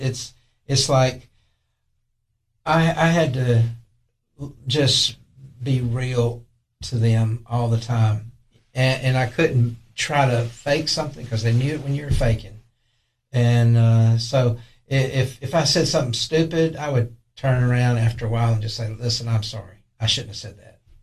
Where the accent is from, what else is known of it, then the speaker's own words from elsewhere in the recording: Tylertown, Mississippi, United States; now in Allgood, Tennessee, United States; i grew up in a little town called tylertown mississippi